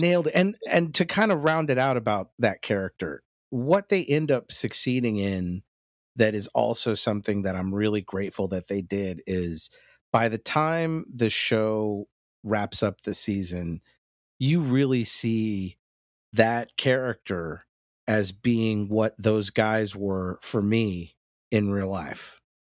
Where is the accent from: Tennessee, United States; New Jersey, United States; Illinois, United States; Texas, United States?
Texas, United States; North; me growing up in that North Texas area